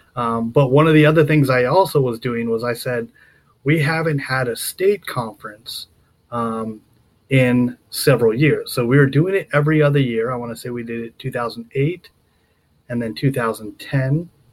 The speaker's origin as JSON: {"language": "English", "region": "Southern California", "country": "United States", "tie": "born or raised there", "also_born_or_lived": "Colorado / Nevada / Maryland", "moved": "yes", "said": "I grew up down there"}